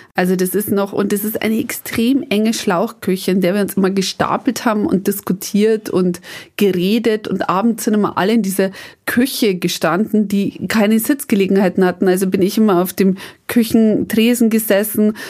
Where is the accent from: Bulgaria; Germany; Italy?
Germany; Upper Palatinate, Bavaria; also born or lived in Mexico; bei uns in der Oberpfalz